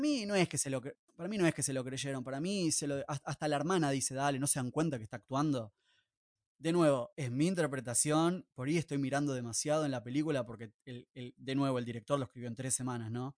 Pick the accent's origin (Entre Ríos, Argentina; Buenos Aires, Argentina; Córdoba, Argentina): Buenos Aires, Argentina; nosotros como ciudadanos de Buenos Aires o porteños